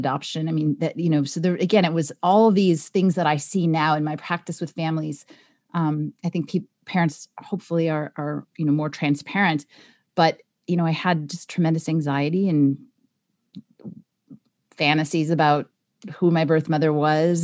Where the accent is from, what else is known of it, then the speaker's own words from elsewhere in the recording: Los Angeles, California, United States; I was born in California in Los Angeles, so I was somewhere in Los Angeles